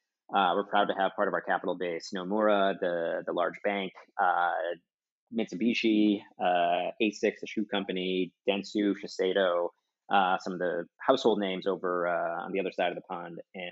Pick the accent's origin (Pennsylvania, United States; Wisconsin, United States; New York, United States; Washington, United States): Wisconsin, United States; I come from Wisconsin